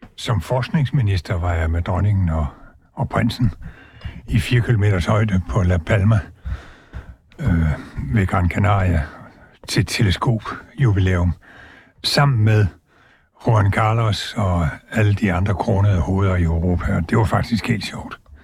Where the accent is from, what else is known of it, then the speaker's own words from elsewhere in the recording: Southern Jutland, Southern Denmark, Denmark; jeg er jo altså sønderjyde af fødsel og opvækst